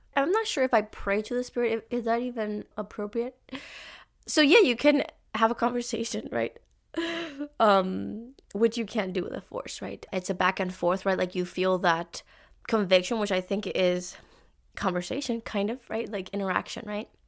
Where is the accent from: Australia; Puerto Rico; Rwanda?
Puerto Rico; now in Canada; I am from Puerto Rico, and I grew up in a, an alliance church